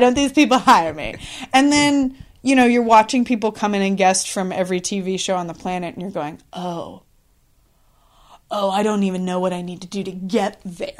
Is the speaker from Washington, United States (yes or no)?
yes; Columbia River Gorge, Washington, United States; I grew up in Washington State, kind of out in the Columbia River Gorge, middle of nowhere